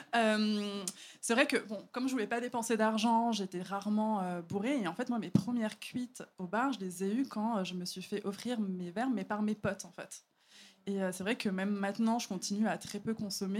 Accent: Paris, Île-de-France, France; je suis parisienne

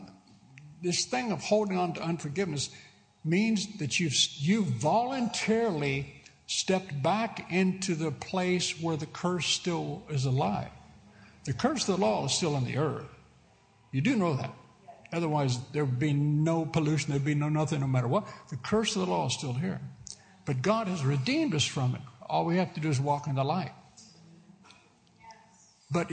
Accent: United States; moved away; I am an American citizen

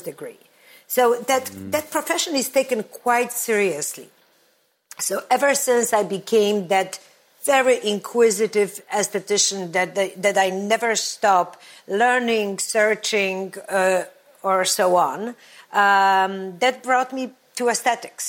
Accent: Olecko, Warmian-Masurian Voivodeship, Poland; moved away; also born or lived in Warsaw; I come from this beautiful touristy area, Olecko. And that's where I grew up.

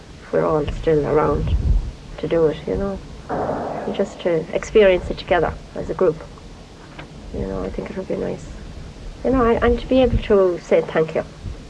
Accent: Tourmakeady, Connacht, Ireland; moved away; originally from a place called Turmacady. Derrin Daff Derrick, to be precise.

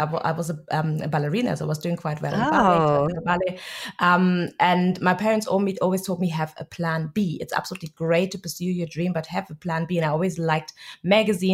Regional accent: Germany; moved away; I'm Nigerian, but I was born and raised in Germany.

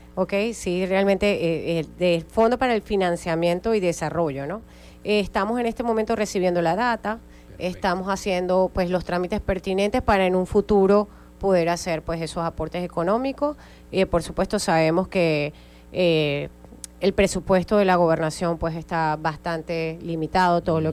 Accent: Zulia, Venezuela; las mujeres en el Estado Zulia eh, seguimos siendo parte y somos parte importante del Zulia productivo

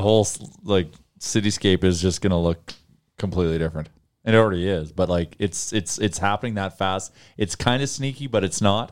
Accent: Canada; as Canadians, as Northerners

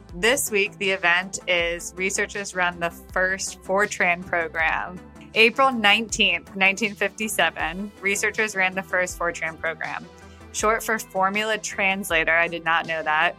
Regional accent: United States; my hometown, which is small.

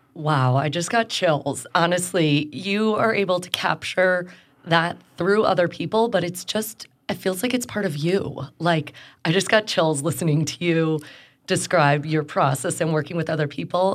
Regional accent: Chicago, Illinois, United States; now in Houston, United States; When people ask me where I'm from, I'm a Chicagoan

